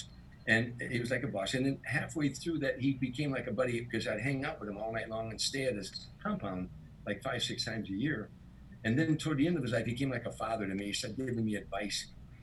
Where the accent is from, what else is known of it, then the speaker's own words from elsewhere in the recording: Chicago, Illinois, United States; now in Los Angeles, United States; I'm from Chicago